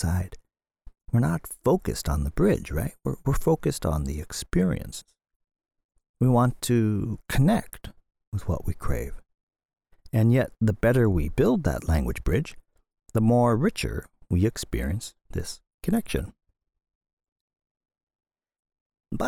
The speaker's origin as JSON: {"language": "English", "country": "Canada", "moved": "yes", "lives_now": "Tokyo, Japan", "said": "my home country, Canada"}